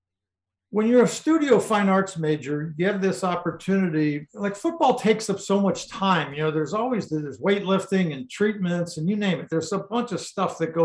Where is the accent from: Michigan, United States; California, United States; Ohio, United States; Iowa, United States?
Ohio, United States; Cincinnati; moved away; also born or lived in Boulder, Colorado; I grew up in Cincinnati